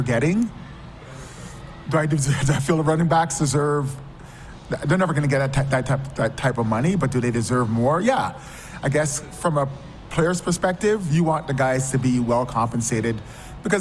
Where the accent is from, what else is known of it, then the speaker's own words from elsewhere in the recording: London, Ontario, Canada; I grew up in London, Ontario